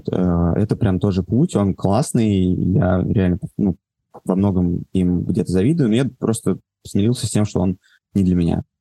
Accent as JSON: {"language": "Russian", "region": "Moscow", "country": "Russia", "tie": "born or raised there", "said": "Давай так, я родился, вырос в Москве."}